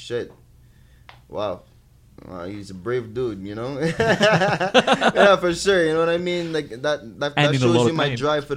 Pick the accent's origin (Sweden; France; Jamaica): Jamaica; moved away; being an English Jamaican, you know, fresh in the city, you know, speaking just a bit of French